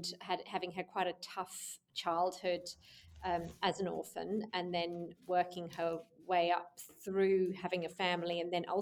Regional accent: London, United Kingdom; now in Melbourne, Australia; I was born in London in the UK

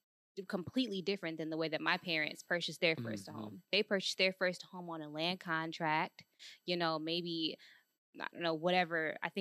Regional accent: Detroit, Michigan, United States; We're from Detroit, so you got to be.

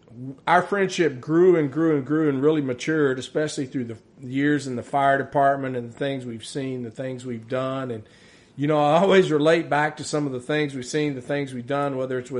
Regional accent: Minerva, Texas, United States; I grew up in Minerva, Texas.

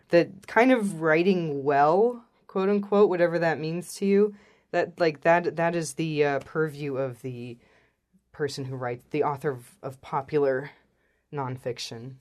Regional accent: Illinois, United States; moved away as an adult; also born or lived in South Korea / Cambodia / Japan; I grew up in Illinois

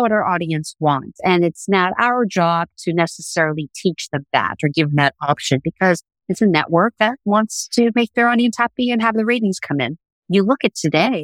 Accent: New York City, New York, United States; growing up in Brooklyn and going to school in Brooklyn

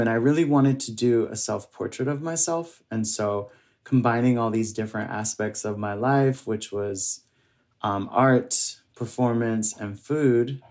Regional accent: New York City, New York, United States; my family's from um, Barbados, and uh, I grew up here in New York City

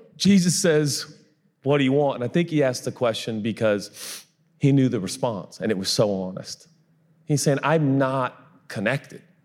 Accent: Texas, United States; I'm from Texas

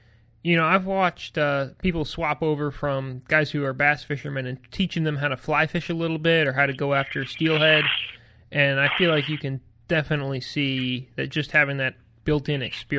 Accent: Vermont, United States; When I grew up and living in Vermont

